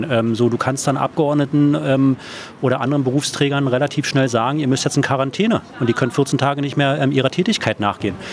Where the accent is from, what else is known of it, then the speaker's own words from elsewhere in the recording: Berlin, Germany; Das ist meine Stadt hier, das ist meine Heimat, das ist meine, äh, meine Hut. Ähm, so, ich liebe diese Stadt.